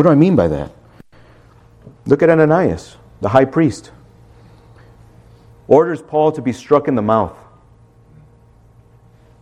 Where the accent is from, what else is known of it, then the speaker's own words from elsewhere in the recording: Chicago, Illinois, United States; growing up in Chicago